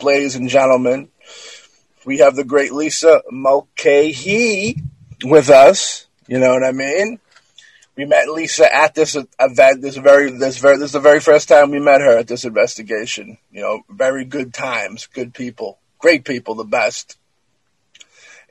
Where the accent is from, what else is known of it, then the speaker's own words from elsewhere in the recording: Massachusetts, United States; I am a gentleman from Massachusetts myself